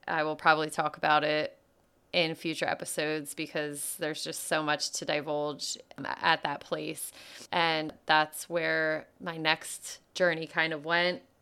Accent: outside of Philadelphia, Pennsylvania, United States; I grew up outside of Philadelphia

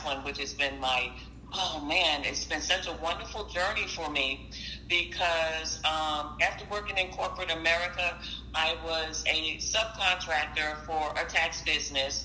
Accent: Jersey City, New Jersey, United States; I'm a Jersey girl. I was born and raised in Jersey City.

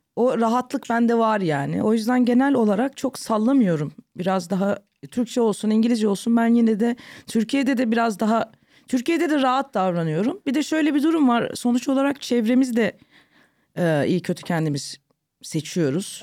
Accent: London, United Kingdom; moved away as an adult; now in Istanbul, Turkey; Bizimkiler Londra'ya taşınıyorlar. Ben orada doğdum, orada büyüdüm.

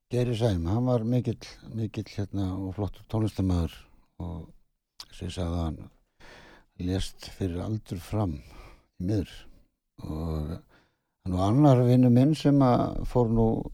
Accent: Ísafjörður, Westfjords, Iceland; ég er nú frá Ísafjörði

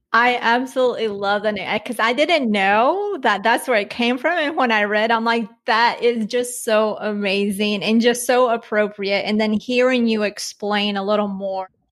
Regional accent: Colombia; moved away; I was born in Colombia. My mom's from and my mom's from there as well. And then my dad, he's from here.

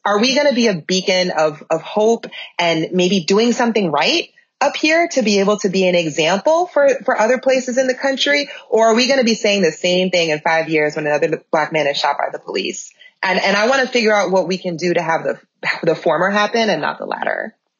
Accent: Minnesota, United States; moved away as an adult; also born or lived in Georgia / North Carolina; I have an obligation as a Minnesotan, um, for having lived away for 15 years

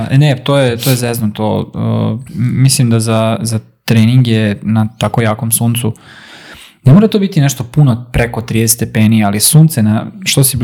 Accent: Vojvodina, Serbia; kod nas gore u Vojvodini

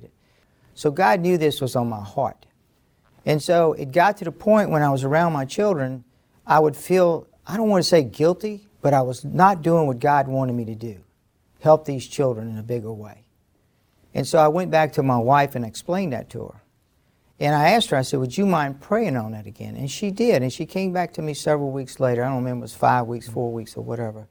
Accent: Baton Rouge, Louisiana, United States; I grew up in North Baton Rouge, where Standard Oil established themselves

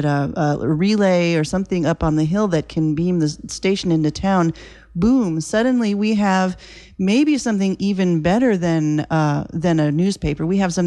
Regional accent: Oakland, California, United States; born or raised there; now in Bodega Bay, United States

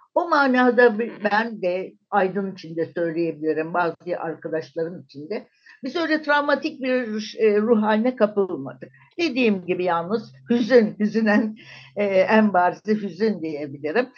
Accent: Turkey; moved away as an adult; also born or lived in Germany; Türk'üm, Türkiye'den geliyorum

